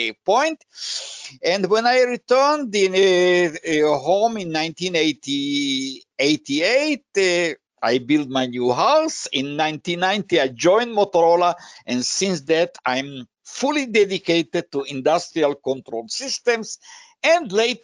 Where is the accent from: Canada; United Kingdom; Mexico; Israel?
Israel; also born or lived in Slovakia / United States; in 1965, my family came to Israel, where I started my new life in the school, in the university